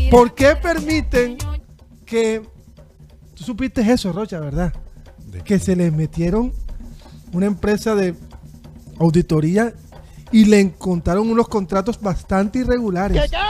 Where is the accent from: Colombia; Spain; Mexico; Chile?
Colombia; Barranquilla, Atlántico; Soy barranquillero, amo Barranquilla.